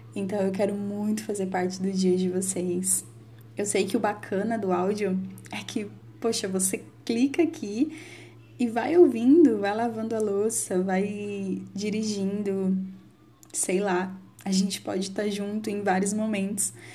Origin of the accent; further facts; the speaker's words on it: Campinas, São Paulo, Brazil; eu sou de Campinas, São Paulo.